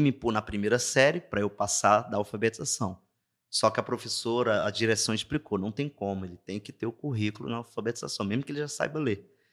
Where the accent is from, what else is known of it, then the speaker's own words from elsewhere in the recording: Juazeiro do Norte, Ceará, Brazil; accent: sotaque arrastado do interior; moved away as an adult; sou natural de Juazeiro do Norte, é, interior do Ceará